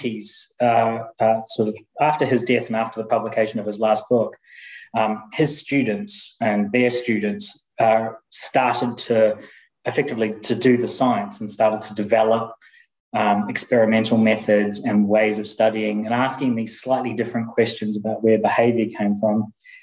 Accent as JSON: {"language": "English", "country": "New Zealand", "also_born_or_lived": "Indiana, United States / Aberdeen, United Kingdom / Warwick, United Kingdom", "moved": "as an adult", "lives_now": "Leeds, United Kingdom", "said": "I'm from New Zealand originally, but I've been in the UK now since 2005."}